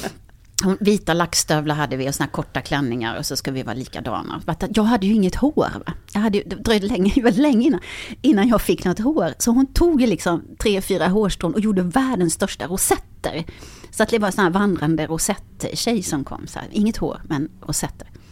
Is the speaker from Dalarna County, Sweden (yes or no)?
no; Karlskrona, Blekinge, Sweden; moved away; jag är från eh, Karlskrona